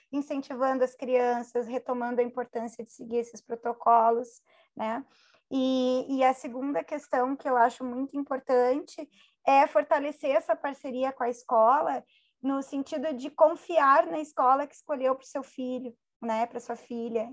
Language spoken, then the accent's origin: Portuguese; Porto Alegre, Rio Grande do Sul, Brazil; Eu sou de Porto Alegre